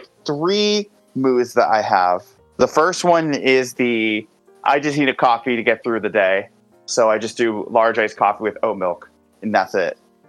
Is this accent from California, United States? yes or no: no; Greater Boston, Massachusetts, United States; Growing up in Greater Boston, which is like the hub of Dunkin', in my hometown, at one point there were 5 Dunkin' Donuts. And I don't know. I grew up in a pretty big town. There's like 35,000 people here. There's also a college